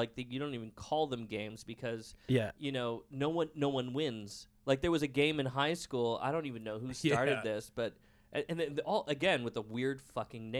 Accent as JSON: {"language": "English", "town": "Surrey", "region": "British Columbia", "country": "Canada", "tie": "born or raised there", "said": "I grew up in Surrey, like, you know, in the suburbs"}